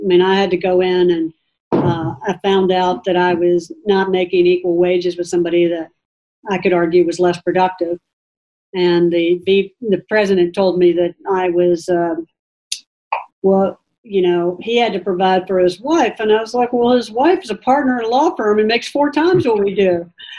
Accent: the South, United States; And for me, growing up in the South, it was great exposure to particularly mostly Asian cultures, Filipino and Chinese and Korean.

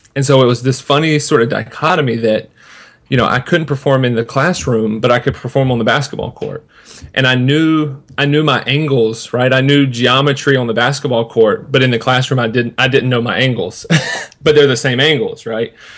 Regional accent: Sanford, North Carolina, United States; I was born in in North Carolina, in a little town called Sanford, and from kindergarten until the time I graduated high school, I went to the same Christian school

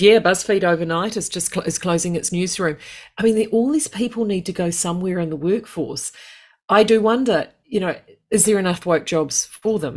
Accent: United Kingdom; being British

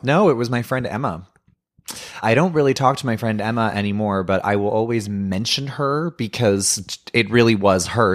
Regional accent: Ottawa, Ontario, Canada; where I grew up in in Orleans, I went to a Catholic high school and I lived in a very waspy white privileged suburban neighborhood.

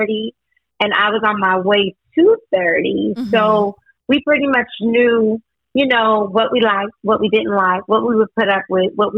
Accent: Eunice, Louisiana, United States; I'm from Eunice.

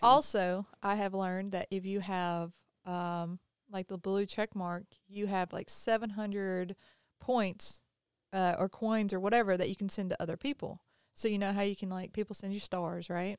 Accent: the South, United States; we're from the South

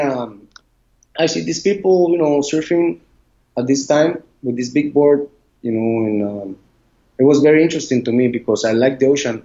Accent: Puerto Viejo, Limón, Costa Rica; English is a second language; I grew up on the Caribbean side, Puerto Viejo

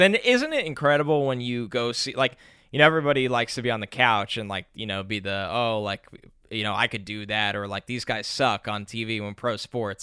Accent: New York, United States; I grew up in New York

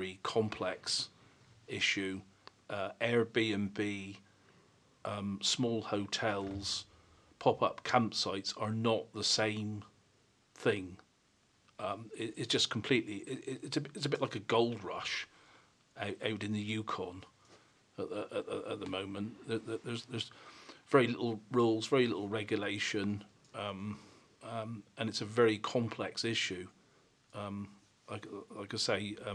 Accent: Troon, South West England, United Kingdom; I come from Troon near Cambourne.

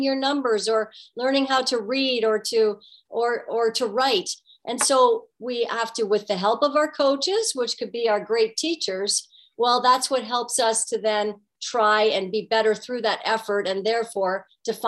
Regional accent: Guelph, Ontario, Canada; growing up in Guelph, Ontario

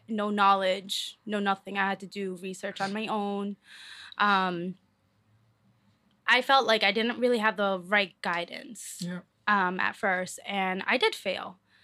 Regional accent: Lowell, Massachusetts, United States; You love your city. I'm from Lowell, Mass.

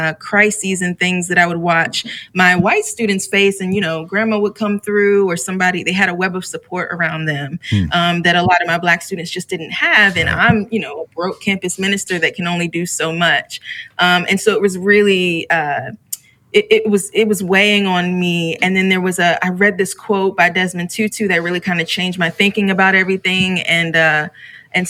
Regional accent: Chesapeake, Virginia, United States; also born or lived in Midwest / the South; now in Richmond, United States; I grew up about 2 hours from here in Chesapeake, Virginia.

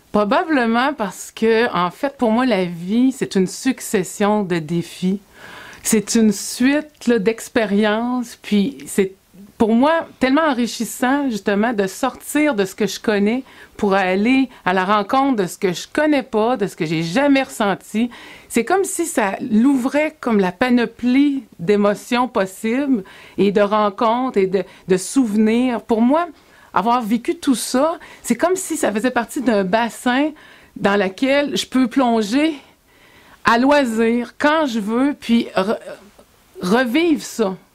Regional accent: Sorel-Tracy, Quebec, Canada; je quitte euh, ma ville natale, Sorel-Tracy, le 7 août 97

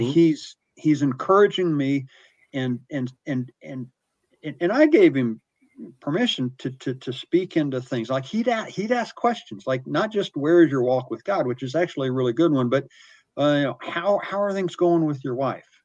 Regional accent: the South, United States; I grew up in the South where there were altar calls and people talked about Jesus

